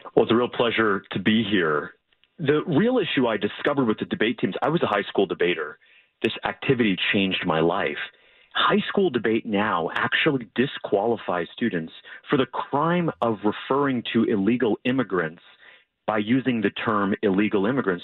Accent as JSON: {"language": "English", "region": "Florida", "country": "United States", "said": "my home state of Florida"}